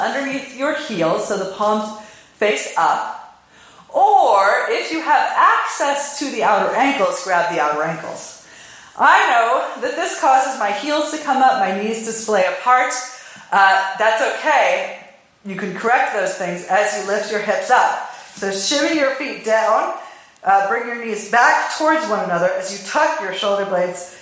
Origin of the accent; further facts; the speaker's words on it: California, United States; I'm from California